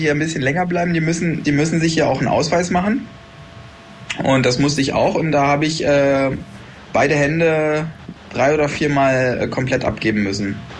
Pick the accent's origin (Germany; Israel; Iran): Germany; moved away; bei uns in Deutschland